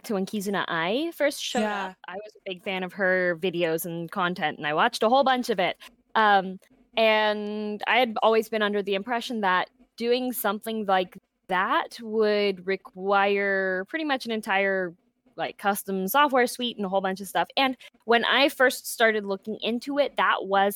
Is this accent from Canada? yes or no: yes; Canada; I am a Canadian 3D VTuber